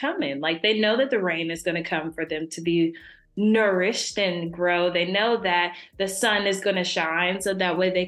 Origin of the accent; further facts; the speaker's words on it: Dayton, Ohio, United States; I am from Dayton, Ohio, the crazy weather of Ohio land